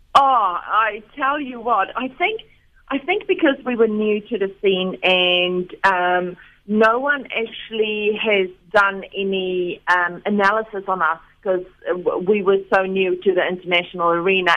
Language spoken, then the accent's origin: English; South Africa; moved away as an adult; now in Wellington, New Zealand; growing up in South Africa, I played cricket when I was at school